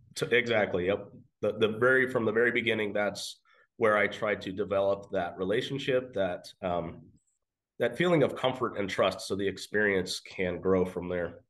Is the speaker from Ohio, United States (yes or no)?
no; Western Oregon, United States; moved away as an adult; now in Caldwell, United States; I am from Western Oregon